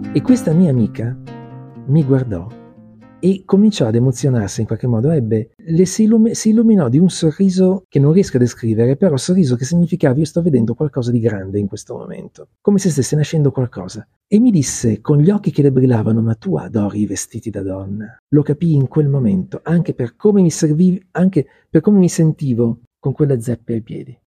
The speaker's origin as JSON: {"language": "Italian", "town": "Milan", "region": "Lombardy", "country": "Italy", "tie": "born or raised there", "said": "sono nato l'11 giugno 1966 a Milano"}